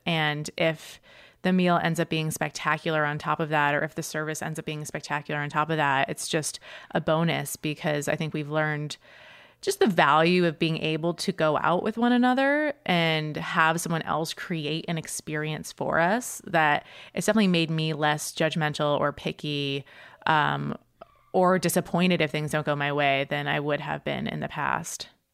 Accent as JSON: {"language": "English", "area": "suburbs of Boston", "region": "Massachusetts", "country": "United States", "tie": "born or raised there", "also_born_or_lived": "New York", "moved": "as an adult", "said": "I grew up, uh, in the suburbs of Boston in Massachusetts"}